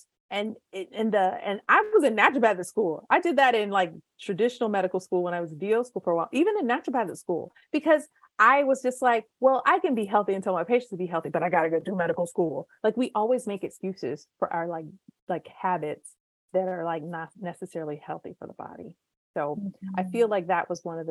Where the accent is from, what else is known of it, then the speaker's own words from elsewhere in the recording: United States; we are from the United States of America